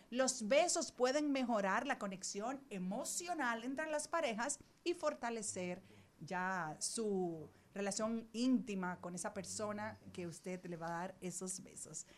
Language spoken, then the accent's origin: Spanish; Dominican Republic; somos los dominicanos